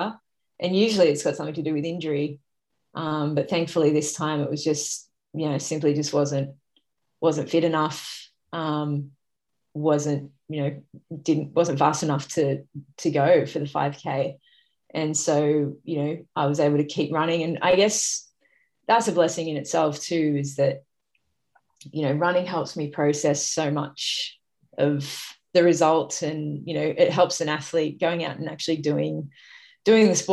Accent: Sydney, New South Wales, Australia; Sydney's obviously my hometown

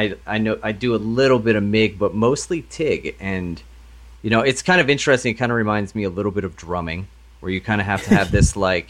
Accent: Pennsylvania, United States; Pretty much Delco, just outside of Philadelphia.

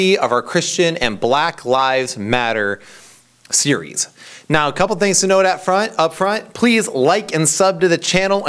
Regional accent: Central Michigan, United States; also born or lived in Tennessee; I'm from Central Michigan

